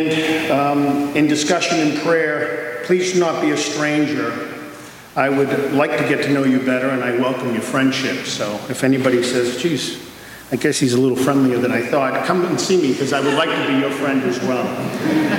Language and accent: English; Quincy, United States; As a little boy growing up in Quincy